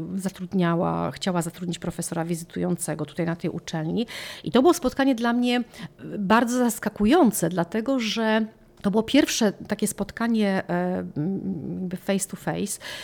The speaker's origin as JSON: {"language": "Polish", "country": "Poland", "moved": "as an adult", "lives_now": "Chestertown, United States", "said": "ja z Polski"}